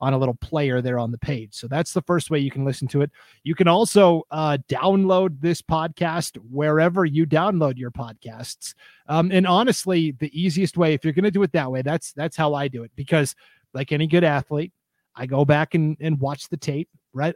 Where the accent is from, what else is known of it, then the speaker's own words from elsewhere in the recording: Montana, United States; moved away; I grew up in Montana